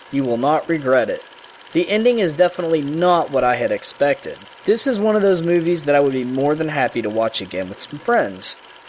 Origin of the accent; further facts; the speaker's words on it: Wichita, Kansas, United States; my hometown of Wichita, Kansas